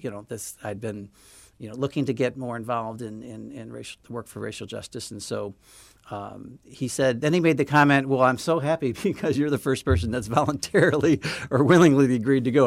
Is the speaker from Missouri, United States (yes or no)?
yes; St. Louis, Missouri, United States; now in Chicago, United States; I grew up in Saint Louis